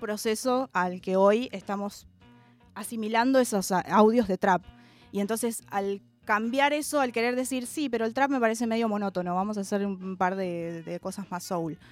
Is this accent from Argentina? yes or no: yes; Argentina; Y yo soy afroargentina